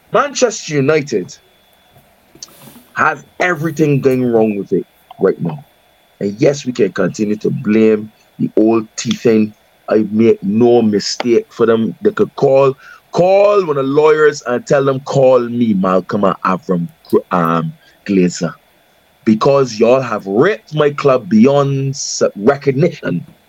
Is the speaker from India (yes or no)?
no; Barbados; accent: Bajan; my Bajan accent